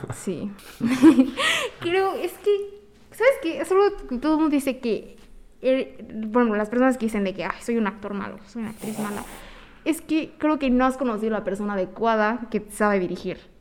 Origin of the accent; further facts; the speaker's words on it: Mexico; yo que soy mexicana